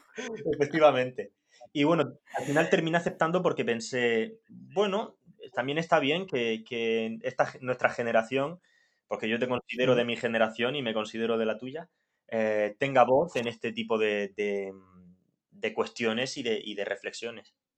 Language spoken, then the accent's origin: Spanish; Molina de Segura, Region of Murcia, Spain; yo nací en Molina, una Molina de Segura, una villa, porque no va a dejar nunca de ser una villa